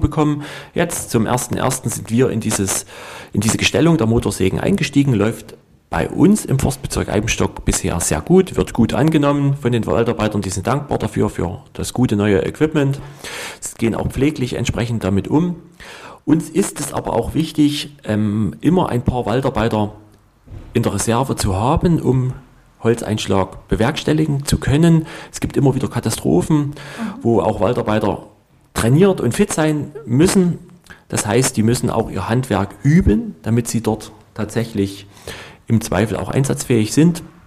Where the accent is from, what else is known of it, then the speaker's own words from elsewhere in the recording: Ore Mountains, Saxony, Germany; Bei uns im Erzgebirge gab es früher viel mehr Ho ähm, Holzhäuser